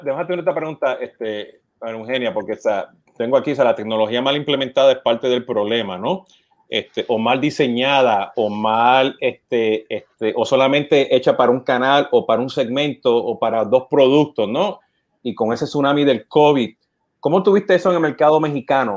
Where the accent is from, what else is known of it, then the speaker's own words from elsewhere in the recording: Puerto Rico; now in United States; Siendo puertorriqueño, llamando con mi acento